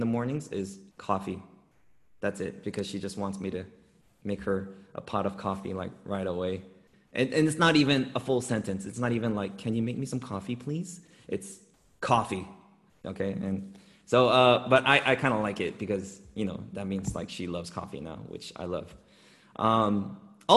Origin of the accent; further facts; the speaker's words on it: Los Angeles, California, United States; I grew up in Los Angeles, in urban Los Angeles